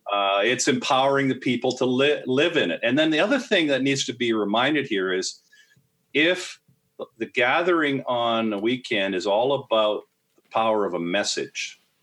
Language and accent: English; Canada; I am a Canadian